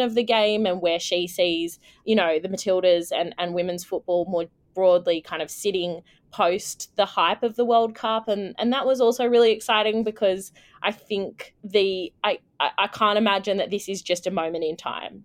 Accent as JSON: {"language": "English", "town": "Canberra", "region": "Australian Capital Territory", "country": "Australia", "tie": "born or raised there", "moved": "yes", "said": "I am joining from Ngunnawal country in beautiful Canberra today in my lovely hometown."}